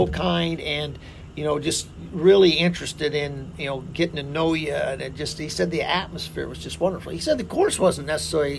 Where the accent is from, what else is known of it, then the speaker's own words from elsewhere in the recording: Minden, Nebraska, United States; I grew up with him in Minden